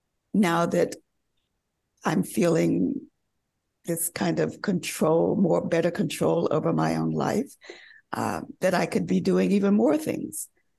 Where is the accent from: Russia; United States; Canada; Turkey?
United States; the South; And also, you know, early on, again, growing up in the South, we all like had music lessons.